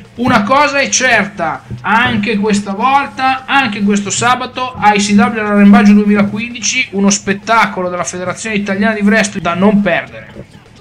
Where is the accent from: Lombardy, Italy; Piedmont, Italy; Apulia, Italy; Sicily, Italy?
Lombardy, Italy; Milan; io vengo da Milano e di nebbia me ne intendo